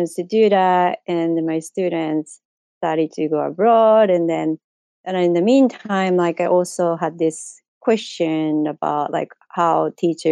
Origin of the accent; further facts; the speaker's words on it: Japan; English is a second language; moved away as an adult; I am originally from Japan. I was born and grew up there